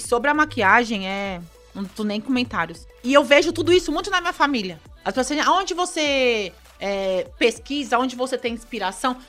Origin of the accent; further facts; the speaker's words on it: São Paulo, Brazil; Nós somos nascidos ali na, na Zona Sul, bem na periferia de São Paulo